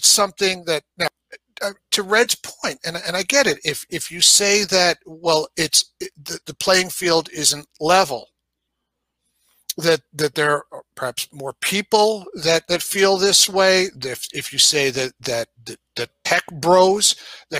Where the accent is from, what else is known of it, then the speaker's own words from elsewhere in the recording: New York, United States; accent: New York; moved away; I'm from New York originally. You know, you can certainly hear my New York accent when I say certain words